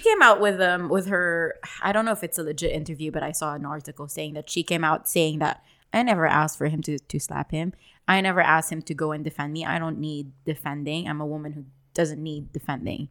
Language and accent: English; Dubai, United Arab Emirates; I grew up in Dubai as well